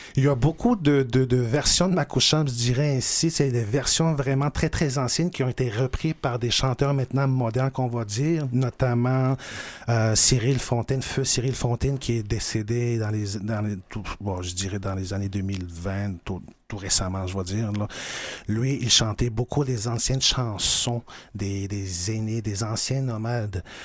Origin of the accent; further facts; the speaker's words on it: Pessamit, Quebec, Canada; moved away as an adult; now in Montreal, Canada; je suis originaire de Pessin